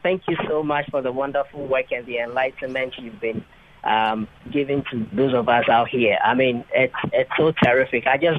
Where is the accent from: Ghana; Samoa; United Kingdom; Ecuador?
Ghana; also born or lived in Tokyo, Japan; now in Kobe, Japan; No, I'm a Ghanaian. Just graduated from the University of Tokyo, and I'm now working in Kobe.